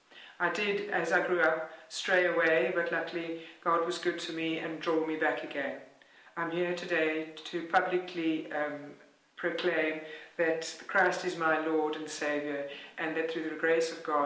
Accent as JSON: {"language": "English", "town": "Stellenbosch", "region": "Western Cape", "country": "South Africa", "tie": "born or raised there", "moved": "as an adult", "lives_now": "Belfast, United Kingdom", "said": "I grew up in Stellenbosch in South Africa, and was part of my family attended church regularly."}